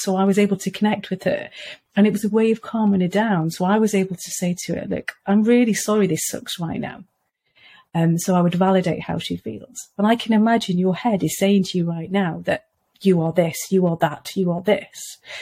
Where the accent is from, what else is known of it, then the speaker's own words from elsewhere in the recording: Wales, United Kingdom; moved away; I come from Wales originally.